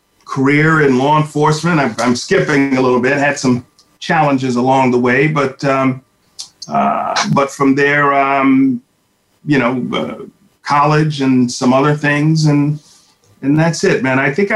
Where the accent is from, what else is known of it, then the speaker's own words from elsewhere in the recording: New York City, New York, United States; also born or lived in Brooklyn; Well, I am originally from the New York City region, born in Brooklyn, reared in the Bronx. I like to say I'm a product of public school.